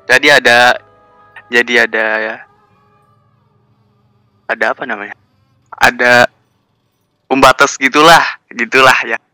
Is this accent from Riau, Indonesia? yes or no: yes; Pekanbaru, Riau, Indonesia; born there; banget kan gue lahirnya di Pekanbaru cok